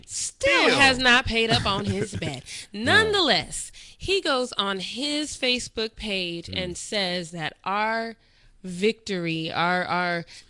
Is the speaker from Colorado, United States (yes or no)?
yes; Denver, Colorado, United States; I'm from Denver